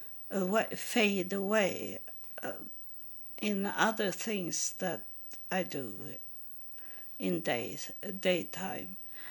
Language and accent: English; Israel; English is a second language; now in Sweden; But I think they didn't know what it was, because I come from Israel and had it with me.